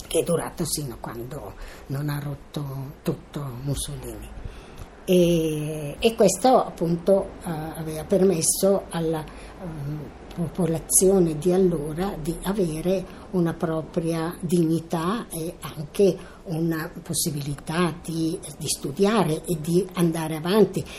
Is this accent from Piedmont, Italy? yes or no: no; Milan, Lombardy, Italy; sono nata a Milano il 15 2 1929